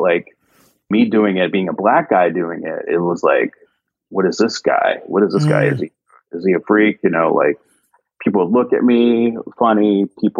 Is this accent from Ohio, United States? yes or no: yes; Cincinnati, Ohio, United States; moved away as an adult; also born or lived in Evendale, Ohio / Washington, D.C. / New York City; growing up in Cincinnati, I lived in Cincinnati proper for the first part of my like childhood